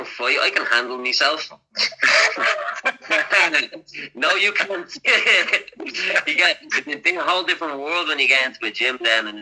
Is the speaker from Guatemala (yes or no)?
no; Dublin, Leinster, Ireland; I'm actually from Crumlin. I'm from Crumlin, that's where Conor is from as well